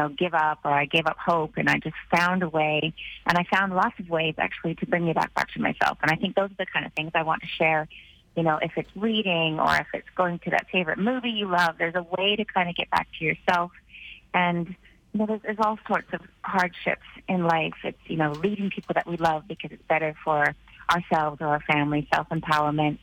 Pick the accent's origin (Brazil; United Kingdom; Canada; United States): Canada; also born or lived in Vancouver Island; I'm a Canadian girl, and I live in Canada full time now. I'm in my home base on Vancouver Island